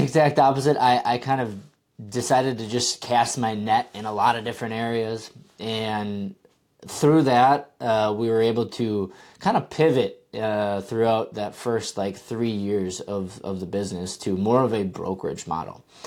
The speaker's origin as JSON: {"language": "English", "region": "Wisconsin", "country": "United States", "tie": "born or raised there", "said": "I'm from Wisconsin, uh, and I grew up only about fifteen minutes from the course"}